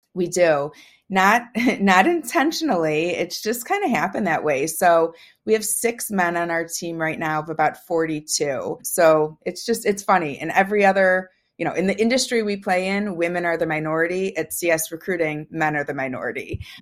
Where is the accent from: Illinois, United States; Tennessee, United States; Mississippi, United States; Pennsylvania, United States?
Illinois, United States; Chicago; I was raised in the suburbs of Chicago.